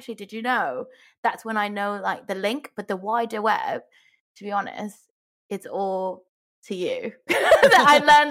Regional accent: Hong Kong; I grew up in Hong Kong

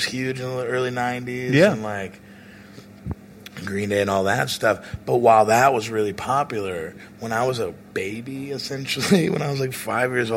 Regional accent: Oklahoma City, Oklahoma, United States; moved away; I'm from Oklahoma City

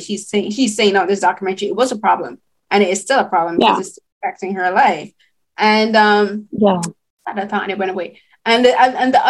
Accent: Barbados; growing up in Barbados, like, we saw the Calvin Klein ads in, like, the local Cave Shepherd

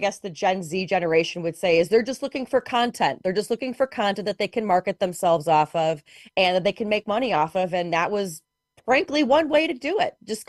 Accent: Chicago, Illinois, United States; I'm from the great city of Chicago where there's a very big Irish presence.

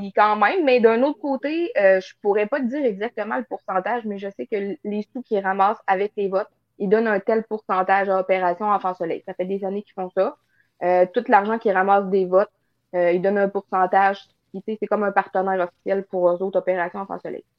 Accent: northern Quebec, Canada; je suis dans le nord du Québec

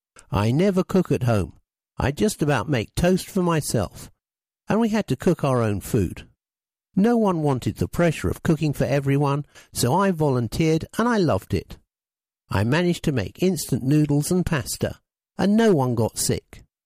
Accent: Luton, East of England, United Kingdom; now in Finsbury Park, United Kingdom; I grew up in Luton, then moved around a lot, but now live in Finsbury Park with my mum and younger sister.

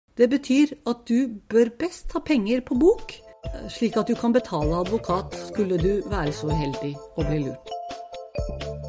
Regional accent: Oslo, Norway; Jeg vokste opp på Tokerberget. Jeg og søsteren min flyttet hit da vi var bare fire og to år gamle

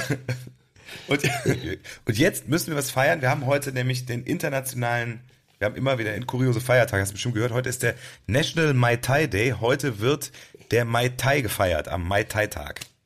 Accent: Cologne, North Rhine-Westphalia, Germany; wir kommen ja aus Stammheim

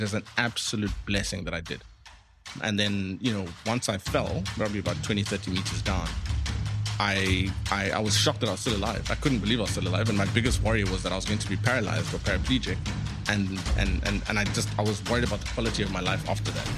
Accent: Eastern Cape, South Africa; moved away as an adult; now in Cape Town, South Africa; we grew up in the Eastern Cape. I'm first generation South African. So I was the first person in my family born here

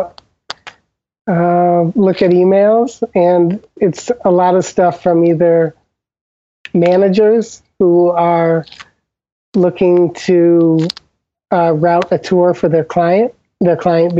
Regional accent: Old Lyme, Connecticut, United States; moved away; I'm from Old Lyme, Connecticut, originally, and the town is known

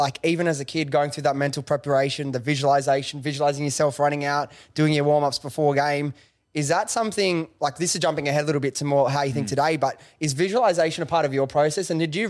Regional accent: Sydney, New South Wales, Australia; But I just want to see, as a young boy growing up in Western Sydney, rugby league was a big thing for kids my age.

